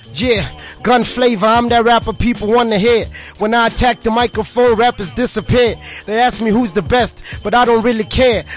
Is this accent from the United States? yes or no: no; Tembisa, Gauteng, South Africa; also born or lived in Soweto; now in Naturena, South Africa; I was born I was born in Soweto, grew up in Tembisa